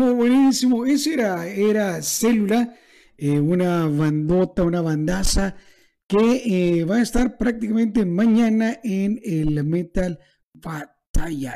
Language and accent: Spanish; El Salvador; para mí como salvadoreño, para nosotros en El Salvador